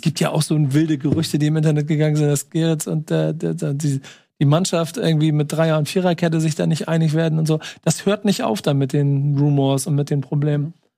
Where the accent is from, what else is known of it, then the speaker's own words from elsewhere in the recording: Hamburg, Germany; ich bin Hamburger